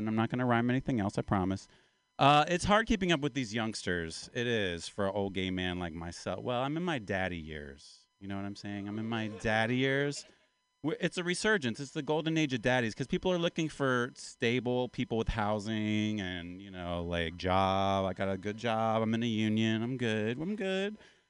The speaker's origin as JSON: {"language": "English", "region": "Appalachia", "country": "United States", "said": "My pronouns are yes, sir, and no, ma'am. Because I'm from Appalachia. I'm kind of from the South. I'm an Appalachian man."}